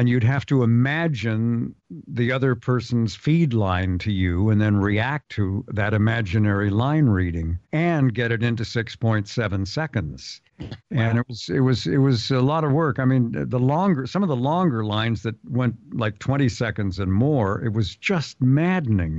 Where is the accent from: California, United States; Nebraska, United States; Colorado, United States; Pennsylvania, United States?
California, United States; San Diego; I'm from the Ocean Beach section of San Diego